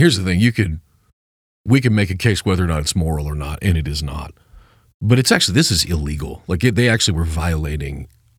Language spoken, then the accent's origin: English; Superior, Nebraska, United States; And including my hometown of Superior, Nebraska.